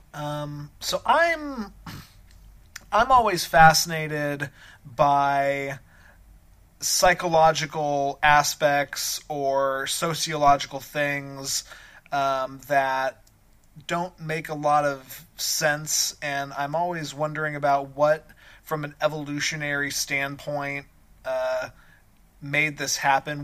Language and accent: English; Colorado, United States; moved away; I grew up in Colorado and spent my entire childhood there.